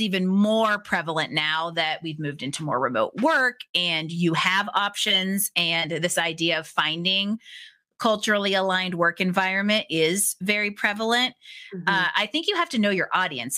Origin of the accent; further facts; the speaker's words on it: Pittsburgh, Pennsylvania, United States; I grew up in Pittsburgh